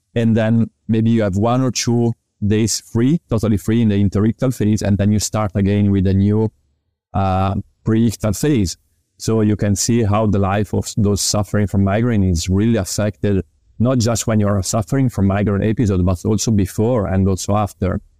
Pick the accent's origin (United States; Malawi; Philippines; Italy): Italy; Parma, Emilia-Romagna; English is a second language; also born or lived in Milan; I am a physical therapist born in Italy. I graduated in physical therapy in two thousand and seven in Parma University, which is actually my hometown.